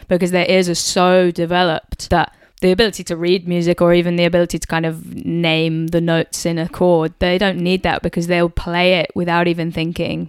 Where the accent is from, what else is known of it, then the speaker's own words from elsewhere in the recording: United Kingdom; being a British person